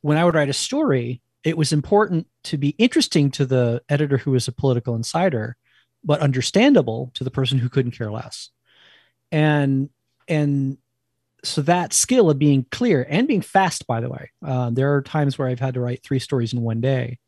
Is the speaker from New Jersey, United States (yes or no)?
yes; New Jersey, United States; accent: East; moved away; I'm originally from New Jersey